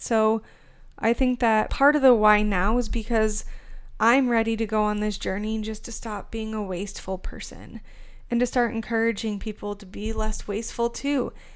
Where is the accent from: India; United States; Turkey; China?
United States; Arizona; moved away as an adult; now in Kansas City, United States; Originally, I'm from Arizona. I lived there until about a year ago.